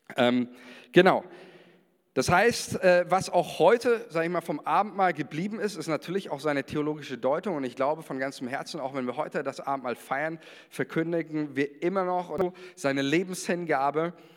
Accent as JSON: {"language": "German", "country": "Germany", "also_born_or_lived": "Israel", "said": "als Deutscher"}